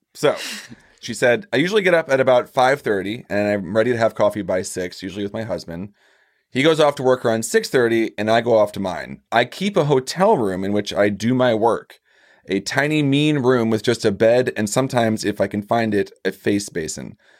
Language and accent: English; Missouri, United States; I'm from Missouri.